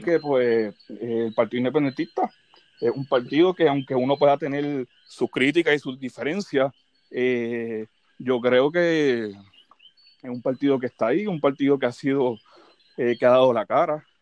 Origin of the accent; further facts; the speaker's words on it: Fajardo, Puerto Rico; also born or lived in Mayagüez; yo soy una persona nacida y criada aquí en Fajardo.